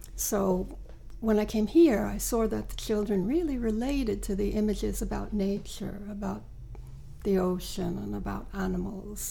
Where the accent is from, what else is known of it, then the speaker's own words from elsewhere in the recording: New York, United States; moved away as an adult; now in Sweden; I'm originally from New York